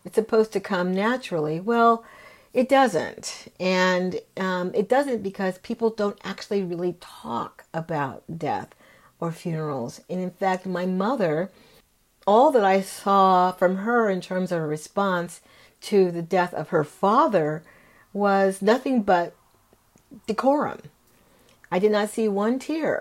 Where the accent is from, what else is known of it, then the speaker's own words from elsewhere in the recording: California, United States; we grew up in California